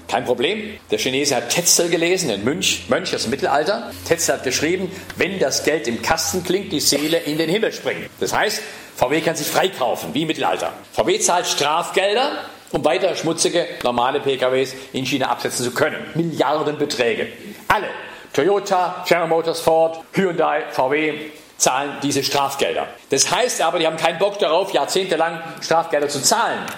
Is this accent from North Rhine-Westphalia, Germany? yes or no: no; Ravensburg, Baden-Württemberg, Germany; in die Stadt gehe, wo ich geboren bin, wo ich aufgewachsen bin